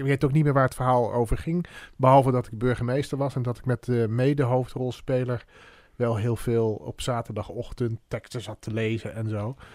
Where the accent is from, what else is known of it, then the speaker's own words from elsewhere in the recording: Arnhem, Gelderland, Netherlands; toen ik in Arnhem woonde